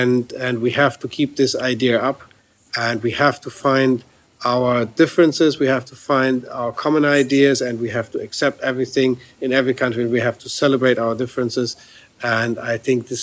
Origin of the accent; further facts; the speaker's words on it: Germany; I'm from Germany